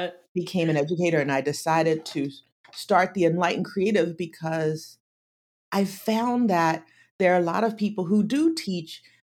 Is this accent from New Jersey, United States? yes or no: yes; Atlantic City, New Jersey, United States; I grew up in Atlantic City